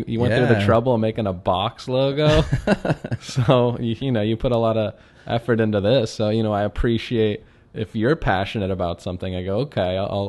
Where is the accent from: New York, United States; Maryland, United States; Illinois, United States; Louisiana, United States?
Maryland, United States; Chevy Chase; Yeah, I grew up in Chevy Chase, Maryland, which is right on the border of the city, which is funny because Chevy Chase, Maryland